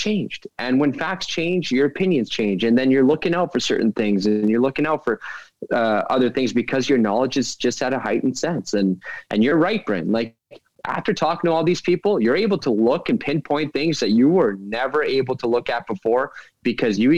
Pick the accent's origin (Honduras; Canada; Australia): Canada; Edmonton, Alberta; So growing up, of course, I grew up in Edmonton.